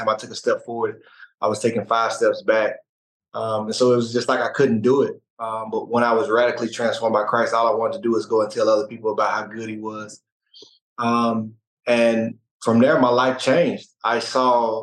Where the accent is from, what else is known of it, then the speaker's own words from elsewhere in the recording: Mississippi, United States; moved away; also born or lived in Arkansas; I grew up in Mississippi, and I went to school in Arkansas